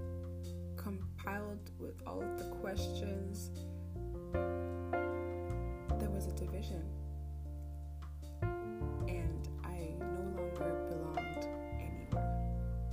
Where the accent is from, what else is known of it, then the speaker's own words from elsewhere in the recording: Germany; I'm from Germany.